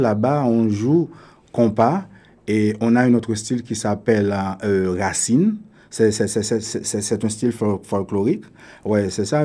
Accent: Delmas, Ouest, Haiti; also born or lived in Port-au-Prince, Haiti / Venezuela / United States / Toronto, Canada; now in Canada; je suis haïtien, je suis né à Port-au-Prince. Euh, j'ai grandi à Delma.

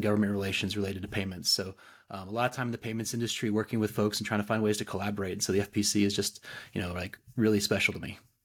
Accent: Fayetteville, Arkansas, United States; I'm actually a native, uh, Northwest Arkansan, so I'm from Fayetteville

